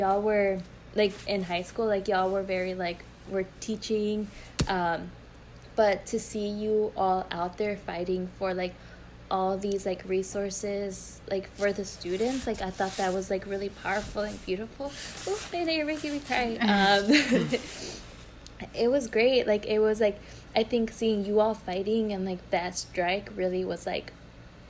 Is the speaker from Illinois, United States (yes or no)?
yes; Chicago, Illinois, United States; I grew up in Brighton Park